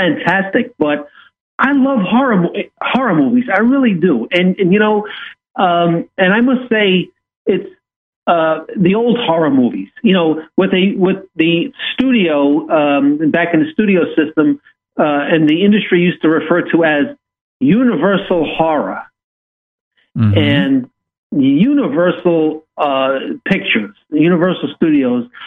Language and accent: English; New York, United States; growing up in New York